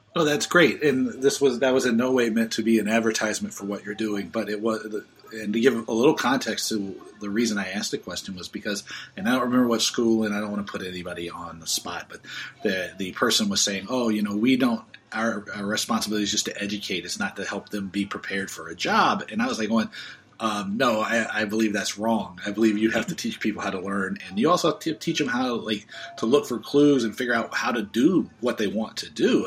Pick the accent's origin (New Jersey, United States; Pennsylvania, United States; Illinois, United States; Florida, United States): Florida, United States; Oakland Park; moved away; I grew up in Oakland Park, so I you you know in Broward